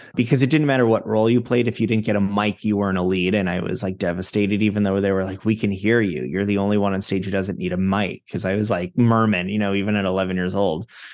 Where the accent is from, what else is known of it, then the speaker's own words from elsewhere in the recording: Fort Lauderdale, Florida, United States; also born or lived in Manhattan, New York; now in New York, United States; I'm from Fort Lauderdale, Florida